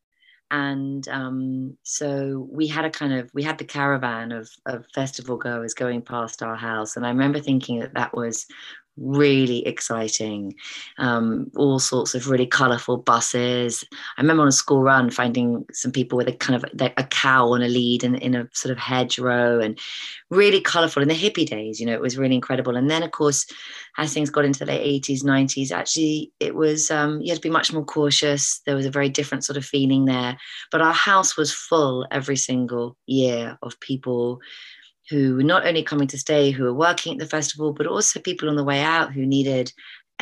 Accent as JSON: {"language": "English", "town": "East Pennard", "region": "South West England", "country": "United Kingdom", "tie": "born or raised there", "also_born_or_lived": "Brecon, Wales", "moved": "yes", "said": "I grew up in East Pennard, which I think is not very far from you."}